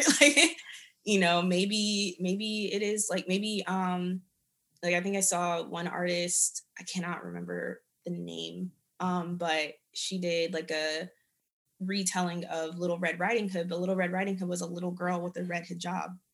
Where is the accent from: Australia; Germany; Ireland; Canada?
Germany; moved away; I grew up in Germany